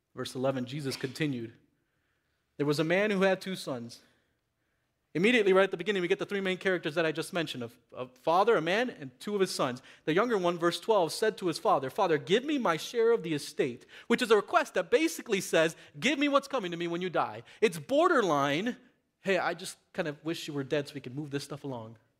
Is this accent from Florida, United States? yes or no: yes; Miami, Florida, United States; growing up in Miami, in my uh, uh Latino community with my Latino friends